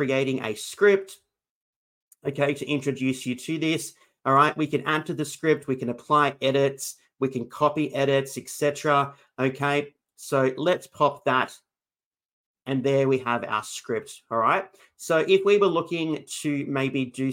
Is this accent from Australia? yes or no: yes; Australia; I'm from Australia